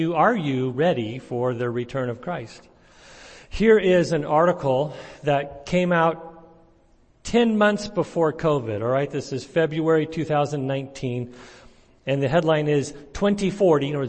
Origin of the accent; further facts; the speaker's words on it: Santa Cruz, California, United States; also born or lived in Vancouver, Canada / San Diego; now in Clovis, United States; I grew up in Santa Cruz